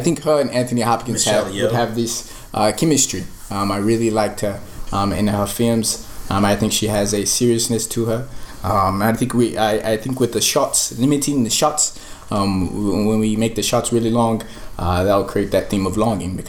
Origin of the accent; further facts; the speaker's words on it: Ethiopia; by the way, I'm originally from Ethiopia.